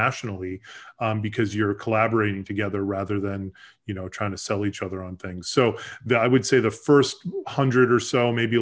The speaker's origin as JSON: {"language": "English", "town": "Boston", "region": "Massachusetts", "country": "United States", "tie": "born or raised there", "also_born_or_lived": "Boulder, Colorado", "moved": "as an adult", "said": "I grew up in the Boston area. After college, I moved out to Colorado"}